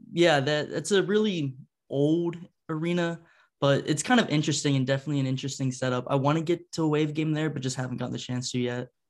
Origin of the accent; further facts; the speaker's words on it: Ohio, United States; moved away; I'm from Ohio originally, so I'm a huge Blue Jackets fan. Grew up when they started